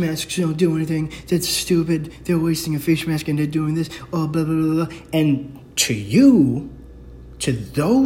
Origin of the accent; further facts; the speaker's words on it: New York, United States; I'm from New York.